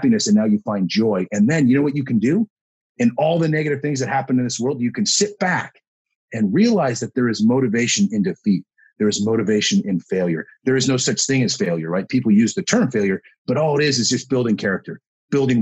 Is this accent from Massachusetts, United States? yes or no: no; Woodinville, Washington, United States; the house that we grew up in Woodinville, Washington.